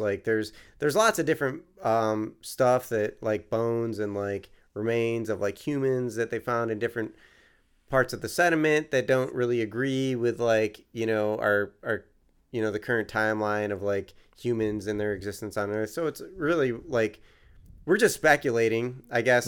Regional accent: New York, United States; now in Philadelphia, United States; I grew up in New York, you could see the stars, and there was, like, a little bit of light pollution, but not New York City, obviously

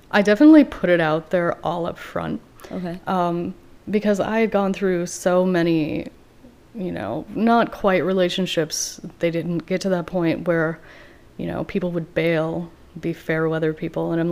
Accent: Iowa, United States; moved away as an adult; also born or lived in Wisconsin / Madison, Wisconsin; now in Baltimore, United States; Um, I'm from Iowa

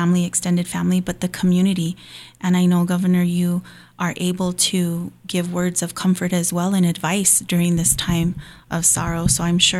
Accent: Hawaii, United States; I grew up in Hawaii

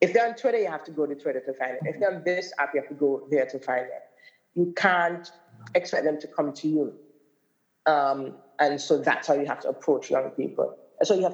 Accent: Grays Farm, Saint John, Antigua & Barbuda; I'm from the Grace Green community. I was born and raised on Grace Farm for most of my life until my 20s

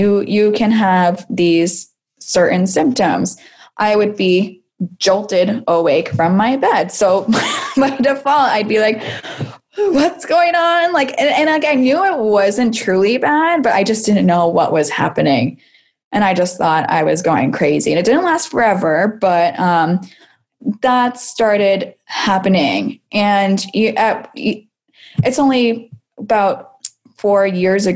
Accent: Salem, Massachusetts, United States; I am from Salem, Massachusetts as well

